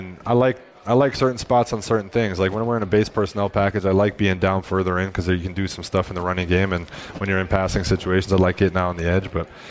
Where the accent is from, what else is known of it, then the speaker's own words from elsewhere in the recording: Wisconsin, United States; moved away as an adult; I grew up in Wisconsin.